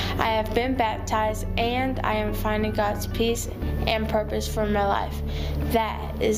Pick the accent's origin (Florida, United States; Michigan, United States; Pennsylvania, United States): Florida, United States; Miami; I'm from Miami, Florida. I was one of 20,000 crack babies born every year.